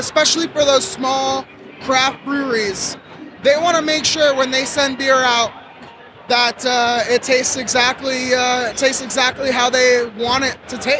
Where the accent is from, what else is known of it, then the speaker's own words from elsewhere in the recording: Boca Raton, Florida, United States; moved away as an adult; now in Vermont, United States; Hey, I'm from Boca Raton, Florida.